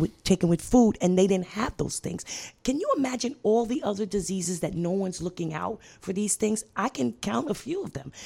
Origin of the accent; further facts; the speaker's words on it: New York City, New York, United States; I'm from Brooklyn, New York